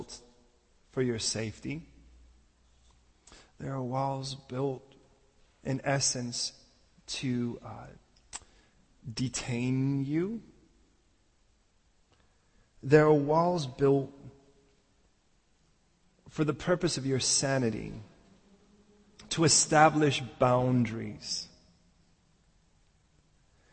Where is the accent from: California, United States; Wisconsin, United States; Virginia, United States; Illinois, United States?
Illinois, United States; Chicago; growing up in Chicago